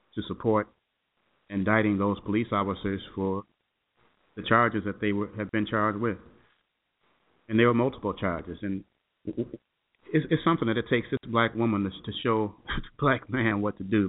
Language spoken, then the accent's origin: English; Chicago, Illinois, United States; moved away; back home to Chicago, my hometown